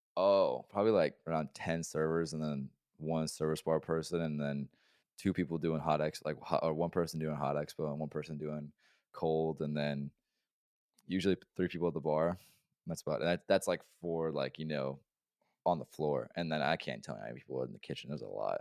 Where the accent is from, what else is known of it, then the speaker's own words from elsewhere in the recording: Oregon, United States; moved away; I'm from Oregon